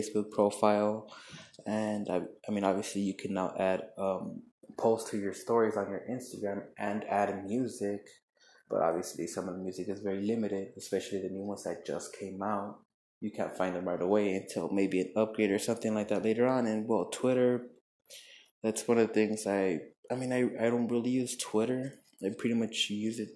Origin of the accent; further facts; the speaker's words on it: El Paso, Texas, United States; in El Paso, my hometown